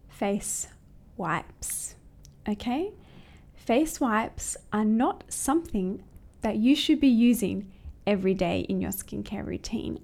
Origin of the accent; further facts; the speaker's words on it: close to Sydney, New South Wales, Australia; moved away as an adult; now in Hong Kong; I'm actually from Australia, close to Sydney